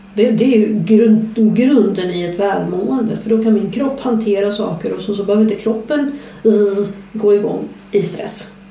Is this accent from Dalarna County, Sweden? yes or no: no; southern Skåne, Sweden; jag kommer från södra Skåne